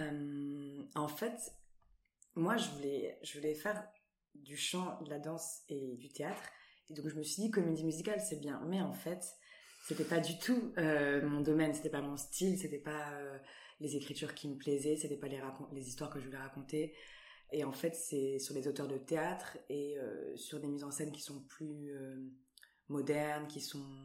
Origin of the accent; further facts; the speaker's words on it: Antibes, Provence-Alpes-Côte d'Azur, France; moved away as an adult; now in Paris, France; je viens d'Antibes, je suis originaire d'Antibes